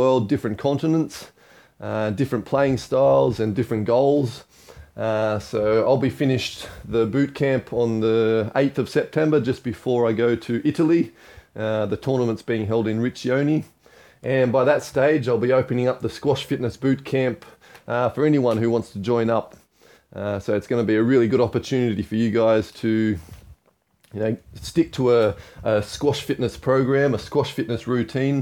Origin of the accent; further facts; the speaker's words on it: Australia; moved away; also born or lived in Hong Kong; I grew up in Australia